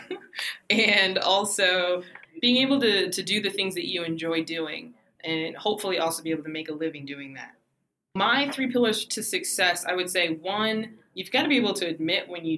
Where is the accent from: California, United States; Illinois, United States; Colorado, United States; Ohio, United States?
Colorado, United States; Denver; I'm from Denver, Colorado, which is rare these days